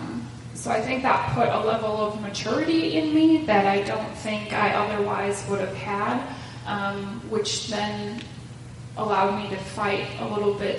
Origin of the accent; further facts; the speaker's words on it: Plymouth, Wisconsin, United States; also born or lived in Sheboygan, Wisconsin; I also grew up in Plymouth.